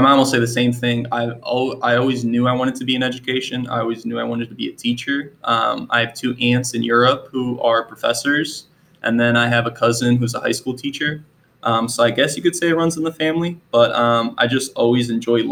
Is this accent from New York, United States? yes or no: no; Akron, Ohio, United States; moved away as an adult; also born or lived in Albania / New Jersey / Philadelphia; now in Manassas Park, United States; I grew up in Akron, Ohio. I lived there for about 21 years